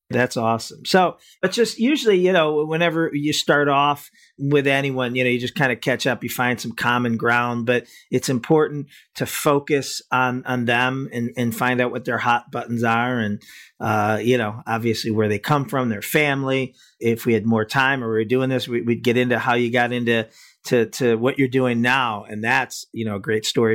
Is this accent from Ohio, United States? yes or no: yes; Cleveland, Ohio, United States; I'm from Cleveland